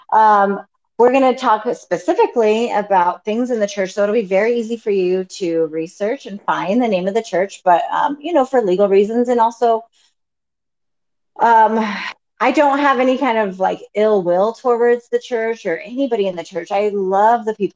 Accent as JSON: {"language": "English", "region": "Colorado", "country": "United States", "tie": "born or raised there", "said": "So we're from Colorado. So we live in Colorado, born and raised, suburban Colorado"}